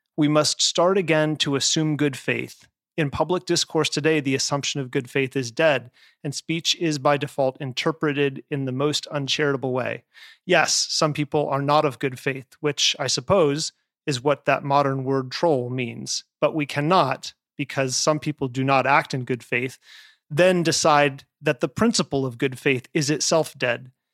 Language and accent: English; Nevada, United States; moved away; my home state of Nevada, where I lived at the time